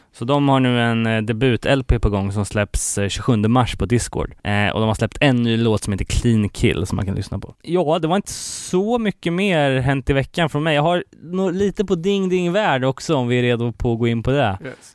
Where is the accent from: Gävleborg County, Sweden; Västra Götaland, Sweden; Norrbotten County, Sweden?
Västra Götaland, Sweden; Gothenburg; min hemort här, Göteborg